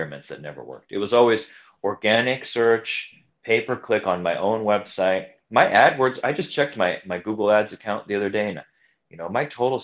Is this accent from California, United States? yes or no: yes; California, United States; moved away as an adult; now in Honolulu, United States; I grew up in California. So I came to Hawaii in 2005